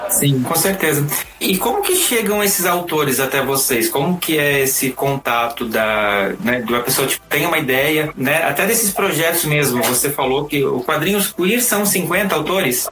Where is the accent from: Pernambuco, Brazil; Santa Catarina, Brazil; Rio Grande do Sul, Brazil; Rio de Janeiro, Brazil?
Santa Catarina, Brazil; Blumenau; now in São Paulo, Brazil; sou de Santa Catarina e eu vivi num estado que, assim, em Blumenau